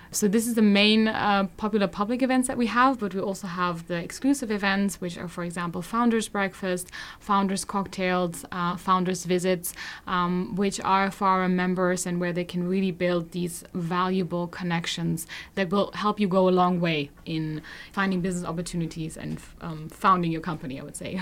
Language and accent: English; Germany; I'm from Germany